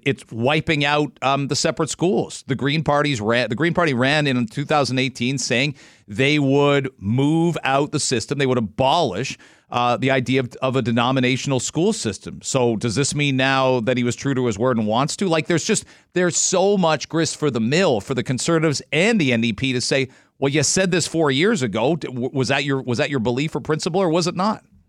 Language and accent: English; London, Ontario, Canada; I'm from London.